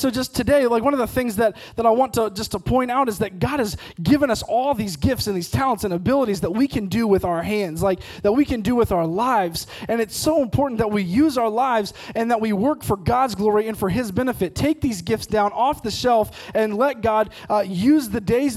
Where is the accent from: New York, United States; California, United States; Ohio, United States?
Ohio, United States; moved away as an adult; also born or lived in Missouri / Oklahoma; we grew up in Ohio, we went to school in Missouri, and we ultimately did ministry for 7 years in Oklahoma